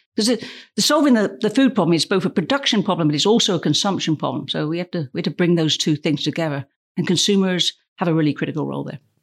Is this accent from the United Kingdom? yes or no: yes; United Kingdom; I'm British